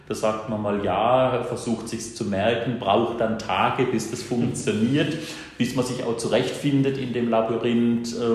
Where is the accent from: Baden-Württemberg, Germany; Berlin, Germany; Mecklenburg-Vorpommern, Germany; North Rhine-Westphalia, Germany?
Baden-Württemberg, Germany; Bruchsal; born there; bin jetzt gerade 53 Jahre alt geworden. Ja, bin geboren hier in Bruchsal, also ganz in der Nachbarschaft vom Gefängnis, steht das Krankenhaus nebenan.